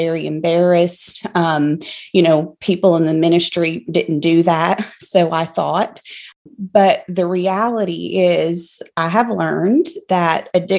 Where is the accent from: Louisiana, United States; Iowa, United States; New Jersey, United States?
Louisiana, United States; accent: country accent; but I am also originally from South Louisiana, moved around a bit, have settled in Central Louisiana for the last 6 years or so, I guess, so this is kind of home for us. I feel like I'll always be a Cajun at heart